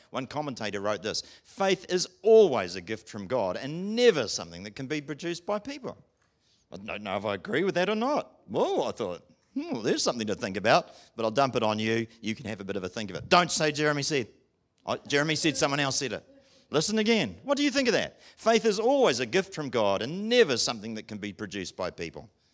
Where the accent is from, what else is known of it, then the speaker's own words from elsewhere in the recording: England, United Kingdom; I'm English